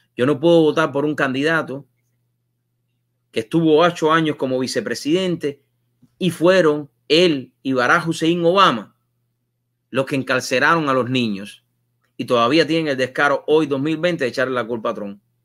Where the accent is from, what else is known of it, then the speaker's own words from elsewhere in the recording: Cuba; moved away; Cuando yo salí de Cuba